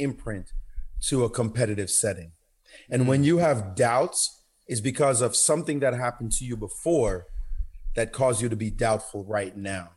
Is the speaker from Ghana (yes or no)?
no; Kingston, Jamaica; moved away; also born or lived in Brownsville, Brooklyn, New York, United States; growing up in Jamaica, the kind of crazy life we grew up in, the violent setting